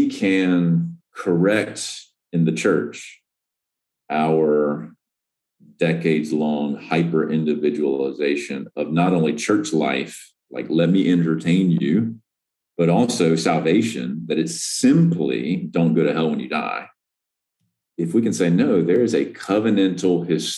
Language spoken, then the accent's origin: English; the South, United States; as a recovering Southerner